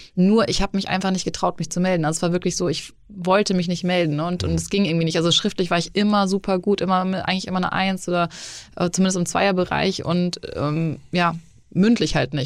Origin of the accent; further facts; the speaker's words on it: Hamburg, Germany; moved away as an adult; also born or lived in Munich / Los Angeles; ich bin 30, gebürtig aus Hamburg, äh, habe zwischendurch sieben Jahre in München gelebt, auch